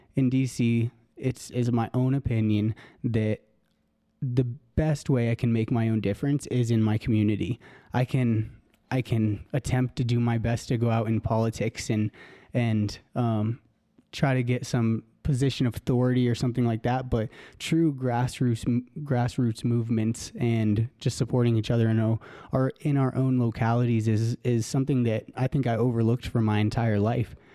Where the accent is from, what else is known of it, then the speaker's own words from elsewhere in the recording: Elizabeth, Colorado, United States; moved away as an adult; also born or lived in Aurora, Colorado / Stanford University, California; I'm from Colorado. I was, um, born out in Aurora, Colorado, actually, and moved out to Elizabeth when I was, I think, in second grade, actually.